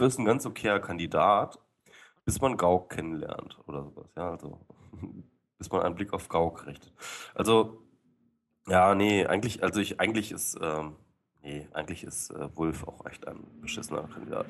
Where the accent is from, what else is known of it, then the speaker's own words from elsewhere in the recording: Lower Saxony, Germany; ich äh, bin Niedersachse